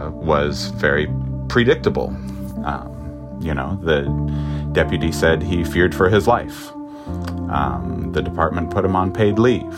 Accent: Santa Rosa, California, United States; I was born and raised in Santa Rosa, third generation. I've never wanted to leave. I love this city so much.

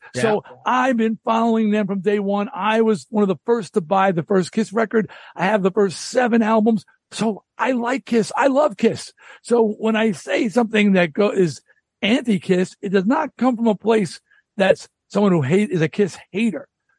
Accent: New York, United States; I'm from Long Island. So in Rock Scene Magazine, I was hearing about this band in Queens. I'm in Nassau County.

